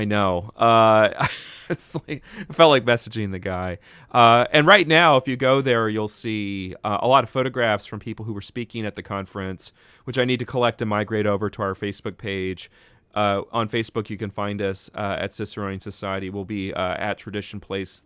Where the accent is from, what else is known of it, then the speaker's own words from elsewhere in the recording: Texas, United States; moved away; I'm from Texas originally